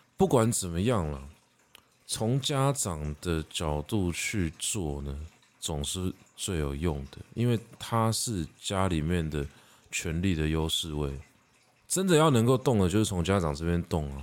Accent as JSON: {"language": "Chinese", "country": "Taiwan", "said": "我们已经觉得我们是台湾人了"}